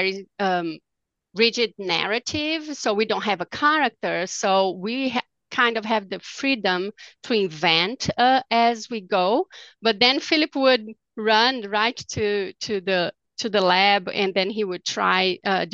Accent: Brazil; now in Dallas, United States; I'm from Brazil

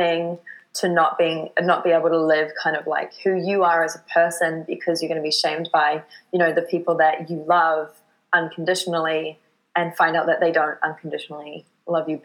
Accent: New Zealand; moved away as an adult; now in Vancouver, Canada; my home in New Zealand

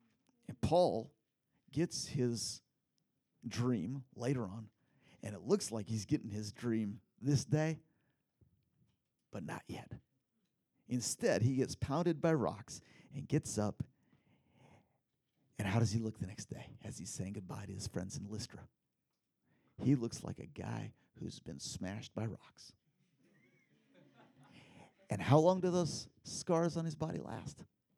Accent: Philippines; back when I was a kid in the Philippines, you guys know that I grew up in the Philippines in a little tribal group.

